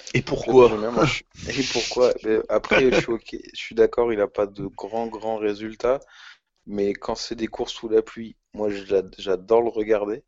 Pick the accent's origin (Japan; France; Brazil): France; En tant que Français chauvin